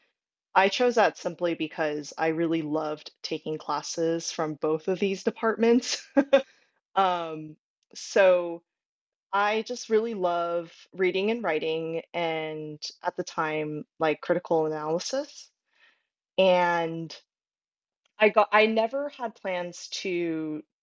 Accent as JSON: {"language": "English", "town": "San Jose", "region": "California", "country": "United States", "tie": "born or raised there", "lives_now": "Oakland, United States", "said": "I'm originally from San Jose. So I've been around the Bay Area my whole life"}